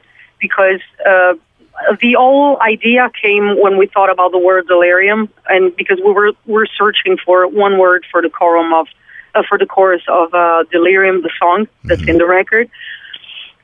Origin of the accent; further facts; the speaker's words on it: Italy; English is a second language; We're coming from Italy. We can have a conversation in English, but obviously we're not mother tongue.